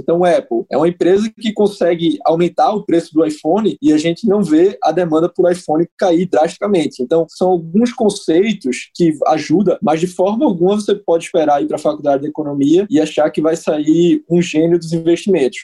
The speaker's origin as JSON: {"language": "Portuguese", "town": "Recife", "region": "Pernambuco", "country": "Brazil", "said": "Recife, Pernambuco. Muito orgulho como bom recifense, sou bairrista até demais"}